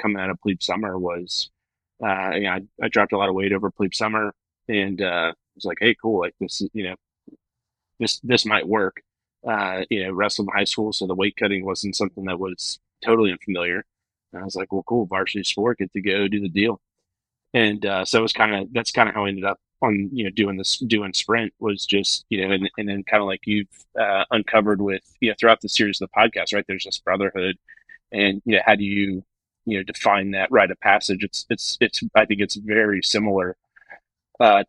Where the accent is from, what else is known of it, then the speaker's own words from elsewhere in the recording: Jacksonville, Florida, United States; born and raised in Jacksonville, in and around Jacksonville